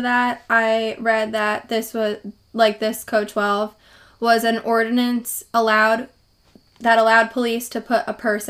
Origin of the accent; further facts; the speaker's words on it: New Jersey, United States; I'm from Stuart. New Jersey